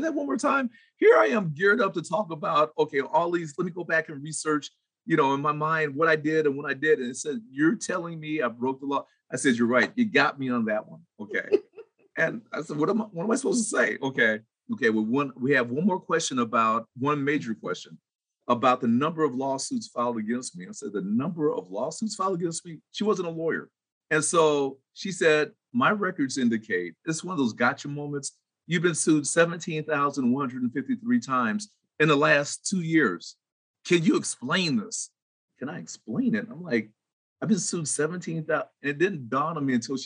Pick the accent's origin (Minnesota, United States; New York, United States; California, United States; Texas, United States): California, United States; Vallejo; moved away as an adult; my mother and father, and everybody else in my hometown